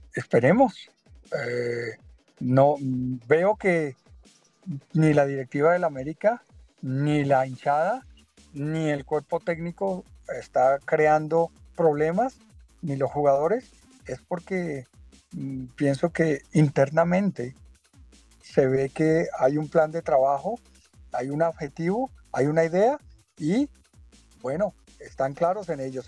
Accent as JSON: {"language": "Spanish", "country": "Colombia", "tie": "born or raised there", "moved": "yes", "said": "le doy gracias a Dios por haber nacido en Colombia, porque donde vaya he representado a Colombia, donde, donde voy, soy colombiano"}